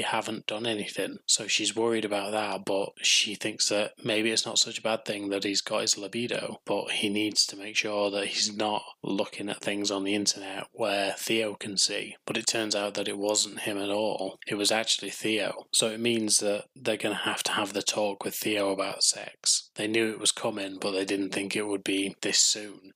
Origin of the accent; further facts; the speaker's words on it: England, United Kingdom; I'm English, so welcome to my country